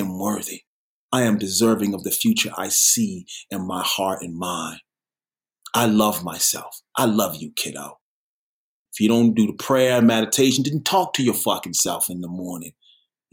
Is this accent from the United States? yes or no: yes; New York City, New York, United States; also born or lived in Sherman Oaks; now in Los Angeles, United States; I'm a New Yorker